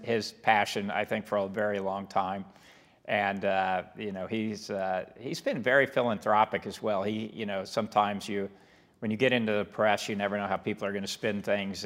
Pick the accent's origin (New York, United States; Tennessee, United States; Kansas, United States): Kansas, United States; Hesston; where I grew up in Heston was about twenty minutes from where, uh, the, you know, where Wichita is